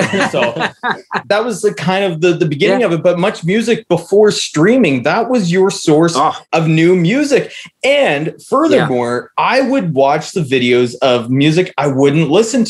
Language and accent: English; Canada; growing up in Canada in the mid to late 90s